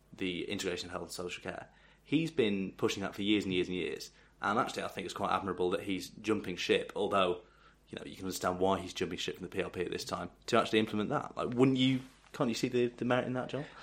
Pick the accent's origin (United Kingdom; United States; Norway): United Kingdom; Sefton, North West England; We're both from Sefton, which is. Uh, one of the outlying metropolitan boroughs